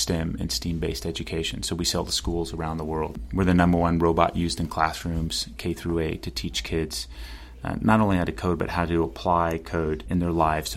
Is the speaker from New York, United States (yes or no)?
no; Pasadena, California, United States; I grew up in Los Angeles, California, Pasadena, California.